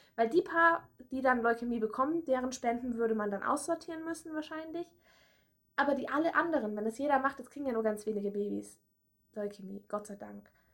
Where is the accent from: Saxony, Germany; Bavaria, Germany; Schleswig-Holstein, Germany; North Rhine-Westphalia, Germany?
Bavaria, Germany; Erlangen; now in Berlin, Germany; weil ich habe ja in Erlangen studiert und bin ja aus Erlangen